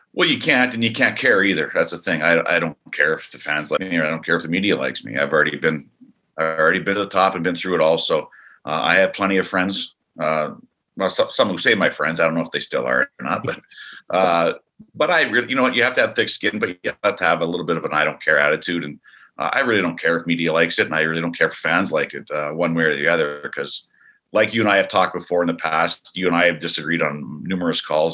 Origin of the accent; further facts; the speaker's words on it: Canada; also born or lived in Idaho; now in Arizona, United States; being a Canadian